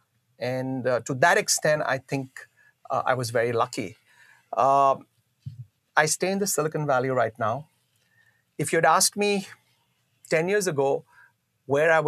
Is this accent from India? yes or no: yes; Mumbai, Maharashtra, India; moved away as an adult; I grew up in Bombay. I finished my studies in Bombay. I was in Bombay for right for 30 years